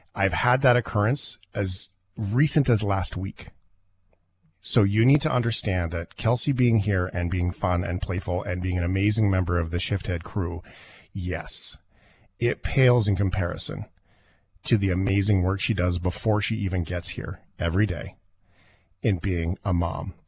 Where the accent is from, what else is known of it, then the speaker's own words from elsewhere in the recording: Fort McMurray, Alberta, Canada; I grew up in Fort McMurray